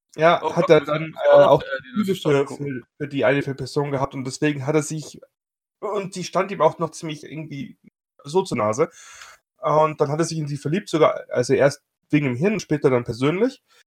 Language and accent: German; Bavaria, Germany; ich komme aus Bayern